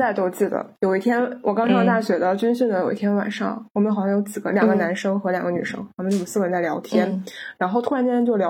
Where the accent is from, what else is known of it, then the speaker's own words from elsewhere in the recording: China; 我们都是中国人，都接受了相似的九年义务教育